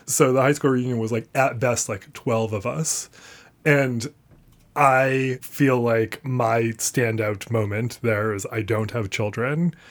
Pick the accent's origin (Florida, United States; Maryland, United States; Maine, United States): Maine, United States; Portland; moved away; I grew up in and around Portland, Maine